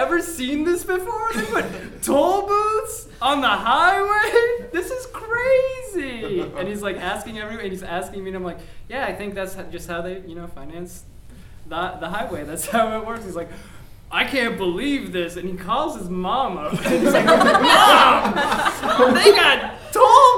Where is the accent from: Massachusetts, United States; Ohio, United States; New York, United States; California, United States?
Ohio, United States; Columbus; I'm from Columbus, Ohio